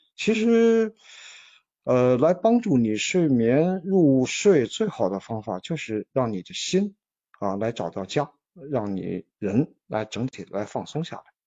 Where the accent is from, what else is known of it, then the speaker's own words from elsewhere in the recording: China; 我们中国人是讲的是运气